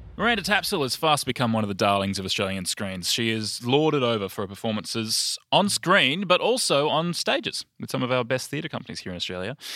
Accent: United Kingdom; I'm a Brit

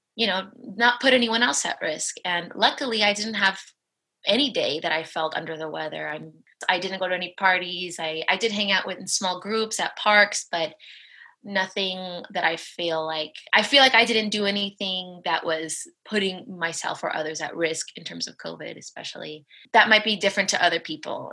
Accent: Los Angeles, California, United States; moved away as an adult; now in Spain; I'm from Los Angeles. My family lives in Los Angeles

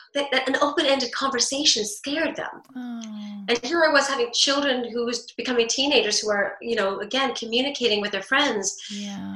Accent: New York, United States; growing up in New York, divorced

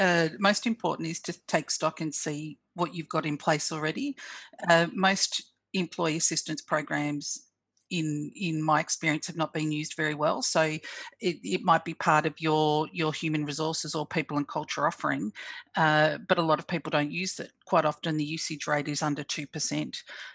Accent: Australia; I'm Fijian Australian, and so I had a lot of people that were impacted who were culturally and linguistically diverse

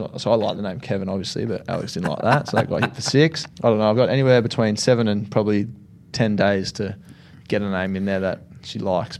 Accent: Sale, North West England, United Kingdom; Well, I grew up in Sale. There was not Indian in Sale.

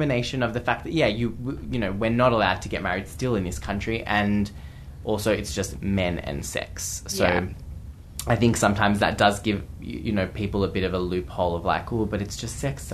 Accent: Geelong, Victoria, Australia; Geelong, my hometown

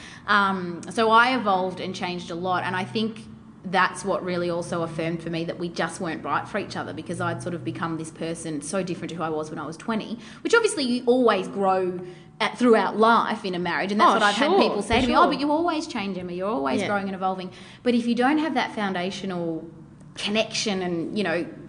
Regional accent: Melbourne, Victoria, Australia; We're both from Melbourne

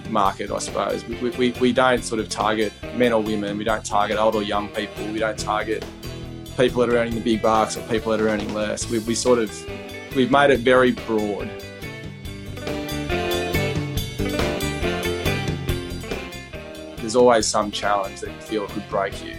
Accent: Leeton, New South Wales, Australia; moved away as an adult; also born or lived in Wagga Wagga / Canberra; now in Sydney, Australia; I was born in Waugh. I'm in southwest New South Wales and grew up in Leeton.

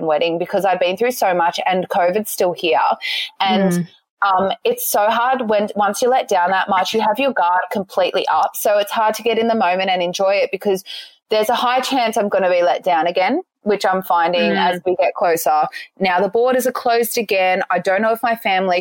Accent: Central Coast, New South Wales, Australia; also born or lived in Sydney; I grew up on the Central Coast

